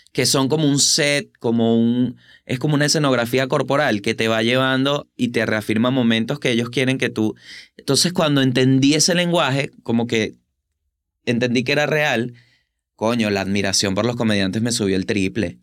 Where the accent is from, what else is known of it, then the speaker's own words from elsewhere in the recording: Venezuela; now in Buenos Aires, Argentina; soy de Venezuela